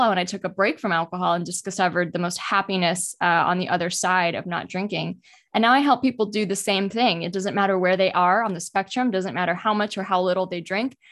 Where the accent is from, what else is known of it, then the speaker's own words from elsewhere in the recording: United States; I grew up in the United States